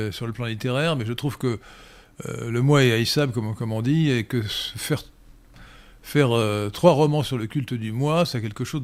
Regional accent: Port-Lyautey, Rabat-Salé-Kénitra, Morocco; born there; mon père était en garnison à Port-Lioté au Maroc pendant le protectorat que je suis né au Maroc.

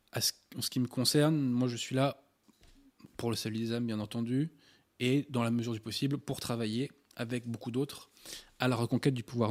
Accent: France; en tant que Français

